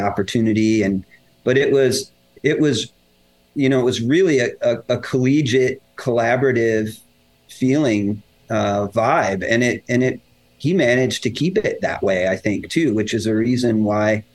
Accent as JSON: {"language": "English", "town": "Denver", "region": "Colorado", "country": "United States", "tie": "born or raised there", "also_born_or_lived": "McCook, Nebraska", "said": "I grew up in Denver"}